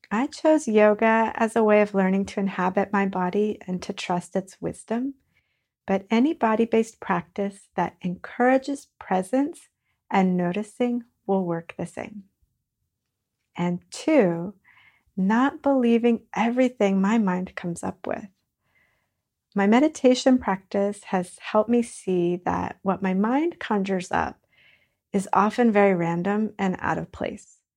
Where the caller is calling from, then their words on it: Virginia, United States; I'm joining you from Northern Virginia